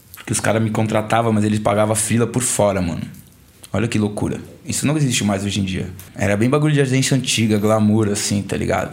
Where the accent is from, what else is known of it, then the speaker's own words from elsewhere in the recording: Brazil; sou brasileiro